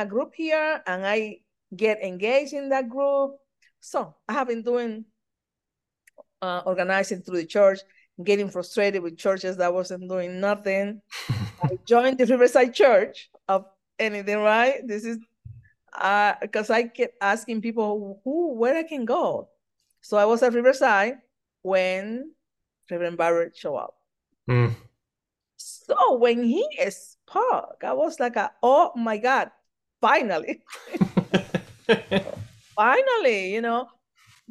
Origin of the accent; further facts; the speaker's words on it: Dominican Republic; moved away as an adult; also born or lived in Brazil; now in New York City, United States; I am a Black woman from the Dominican Republic. And I grew up in the church